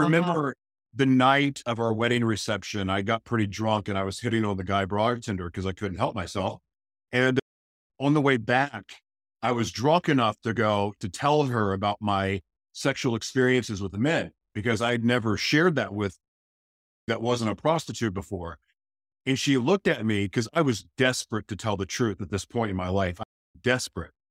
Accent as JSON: {"language": "English", "region": "Oklahoma", "country": "United States", "tie": "born or raised there", "also_born_or_lived": "Los Angeles, California", "moved": "yes", "said": "I was born in Oklahoma"}